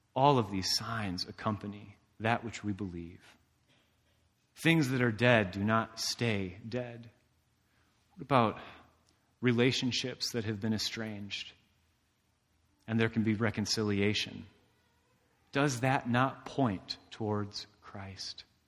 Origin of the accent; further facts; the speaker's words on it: Indiana, United States; I'm from Indiana